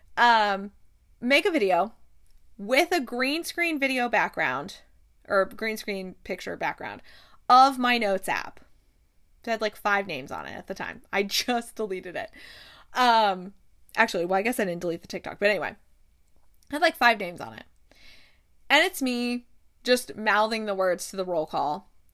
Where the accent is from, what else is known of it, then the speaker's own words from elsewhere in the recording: Midwest, United States; I'm from the Midwest.